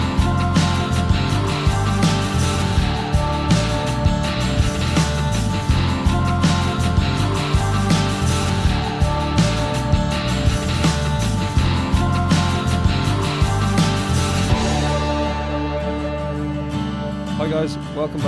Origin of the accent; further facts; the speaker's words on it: Ireland; as an Irish guy